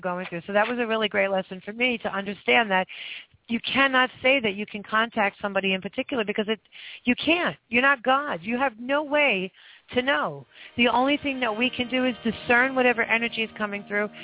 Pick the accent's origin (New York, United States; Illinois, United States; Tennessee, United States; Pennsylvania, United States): New York, United States; I'm from New York